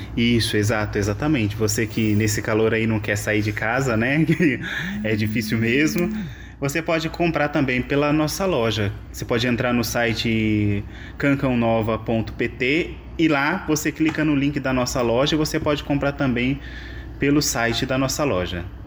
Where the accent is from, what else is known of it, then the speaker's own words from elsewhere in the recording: Brazil; now in Évora, Portugal; eu sou brasileiro